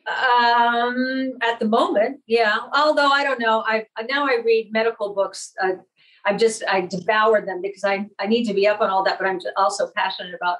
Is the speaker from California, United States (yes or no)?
yes; San Bruno, California, United States; moved away; i grew up in northern california very middle class little town called san bruno